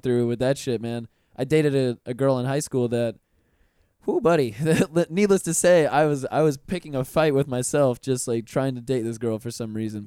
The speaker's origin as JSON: {"language": "English", "town": "Pensacola", "region": "Florida", "country": "United States", "tie": "born or raised there", "moved": "as an adult", "lives_now": "Orlando, United States", "said": "I'm from Pensacola, Florida"}